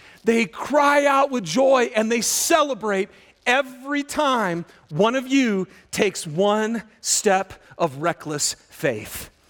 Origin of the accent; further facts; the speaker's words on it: Michigan, United States; Little yellow Stingray bike, and I'm from Michigan, and I remember it was spring, and so it was starting to get warm, but there was still tons of snow